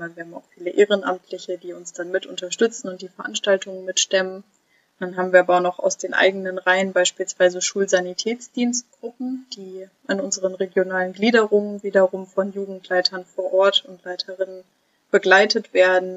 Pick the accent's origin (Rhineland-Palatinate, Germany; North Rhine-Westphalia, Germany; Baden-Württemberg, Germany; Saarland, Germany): North Rhine-Westphalia, Germany; near Cologne; moved away as an adult; now in Rostock, Germany; Ich komme nämlich eigentlich aus der Nähe von Köln